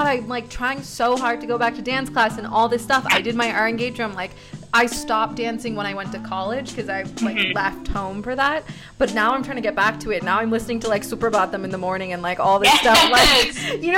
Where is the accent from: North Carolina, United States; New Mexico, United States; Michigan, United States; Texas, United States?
Texas, United States; when I grew up in Texas